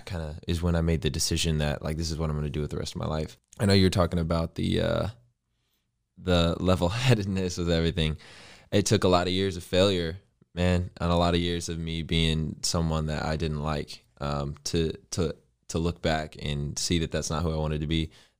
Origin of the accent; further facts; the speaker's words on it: Indiana, United States; So I'm originally from Indiana, born and raised, grew up in the Midwest.